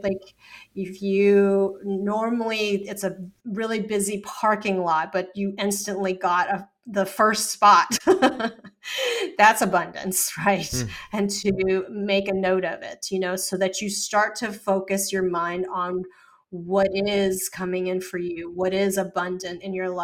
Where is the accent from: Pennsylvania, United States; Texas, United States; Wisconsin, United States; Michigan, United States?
Texas, United States; I grew up in Texas